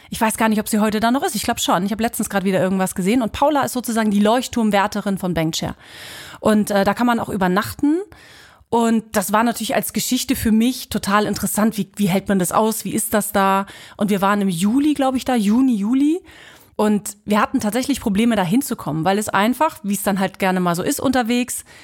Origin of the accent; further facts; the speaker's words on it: Mecklenburg-Vorpommern, Germany; now in Kiel, Germany; Ich komme ja aus dem Osten, das heißt, ich bin an der Mecklenburger See, Usedom, das war mein